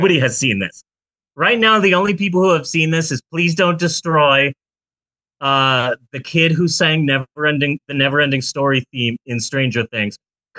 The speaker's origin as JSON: {"language": "English", "town": "Phoenix", "region": "Arizona", "country": "United States", "moved": "yes", "said": "I'm from Phoenix."}